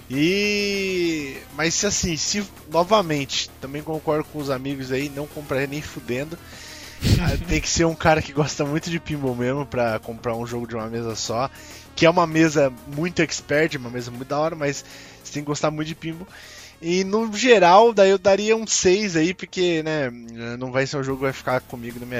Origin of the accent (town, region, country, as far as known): Sorocaba, São Paulo, Brazil